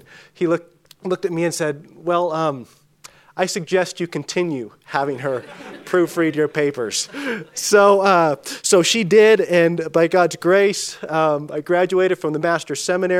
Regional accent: California, United States; As Danny mentioned, Danny mentioned I'm from Northern California. I always like to clarify Northern California. It's a very different part of the state. But I grew up in a small town that was even smaller than Dillon, 3,000 people, 100 miles from a three-color stoplight.

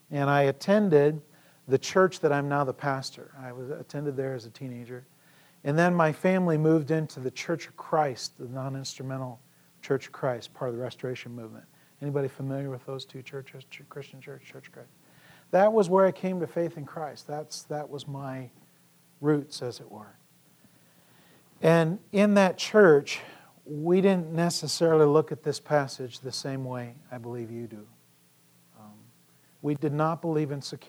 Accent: Emigrant, Montana, United States; also born or lived in Sheridan, Montana / Garrett, Indiana / Siloam Springs, Arkansas; I was born in Sheridan, Montana, and lived actually in this area as well when I was this high

